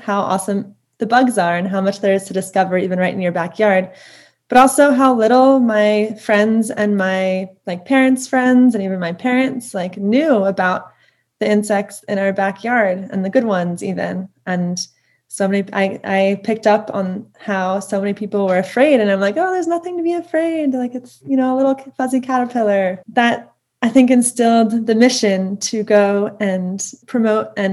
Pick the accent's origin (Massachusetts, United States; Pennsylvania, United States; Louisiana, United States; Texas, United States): Pennsylvania, United States; Lower Merion; I grew up in Lower Merion, which is right outside of Philadelphia.